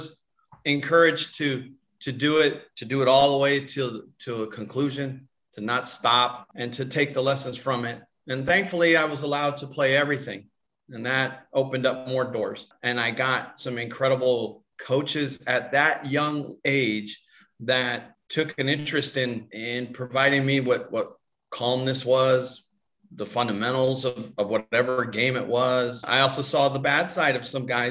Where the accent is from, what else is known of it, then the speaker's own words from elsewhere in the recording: Tucson, Arizona, United States; moved away as an adult; I grew up in Tucson, Arizona.